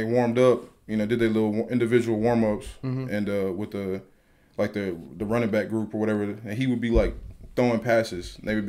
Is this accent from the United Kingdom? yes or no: no; Murfreesboro, Tennessee, United States; Well, I was raised in Murfreesboro. I was actually born here.